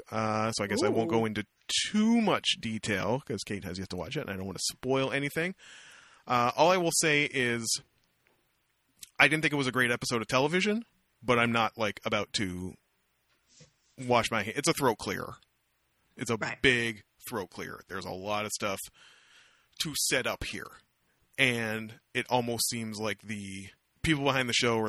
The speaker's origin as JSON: {"language": "English", "country": "Canada", "said": "I'm from Canada"}